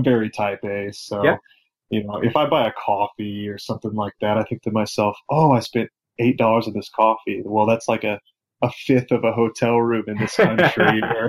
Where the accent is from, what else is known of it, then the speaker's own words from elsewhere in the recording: southeast Missouri, United States; I was born and raised in a small town in southeast Missouri. That's pretty much where I was until college.